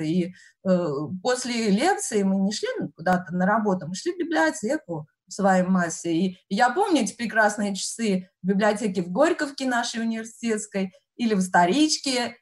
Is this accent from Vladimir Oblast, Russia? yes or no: no; Vesennyaya station, near Serpukhov, Moscow Oblast, Russia; moved away as an adult; also born or lived in Podolsk, Russia; now in United States; Я родилась в Подольске, потом росла, в 6 лет мы переехали, я росла в очень маленьком поселке городского типа, станция «Весенняя» по Курской дороге в направлении Серпухова